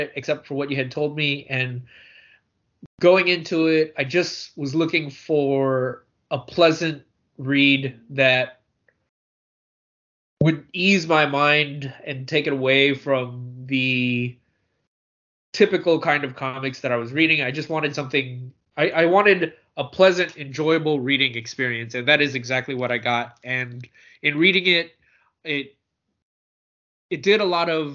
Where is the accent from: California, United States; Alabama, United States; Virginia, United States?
California, United States; San Francisco; I grew up in San Francisco